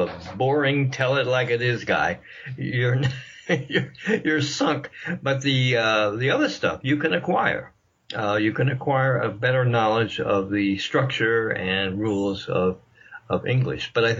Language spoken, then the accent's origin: English; Washington, District of Columbia, United States; I was born in Washington, D.C.